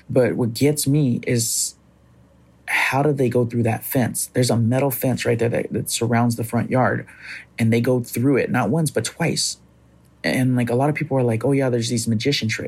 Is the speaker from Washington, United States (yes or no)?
no; Fresno, California, United States; I'm from Fresno, California.